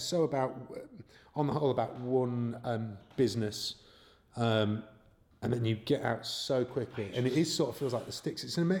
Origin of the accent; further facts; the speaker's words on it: Los Angeles, California, United States; I went, no, I'm from LA.